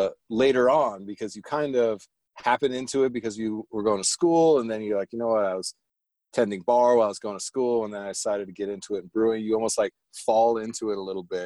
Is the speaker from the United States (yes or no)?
no; Germany; I grew up in Germany